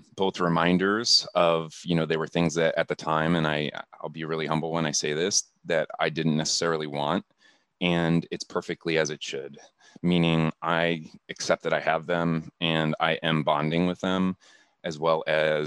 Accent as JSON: {"language": "English", "town": "Akron", "region": "Ohio", "country": "United States", "tie": "born or raised there", "moved": "as an adult", "lives_now": "Seattle, United States", "said": "I'm just a kid from Akron, Ohio. So I grew up in Akron"}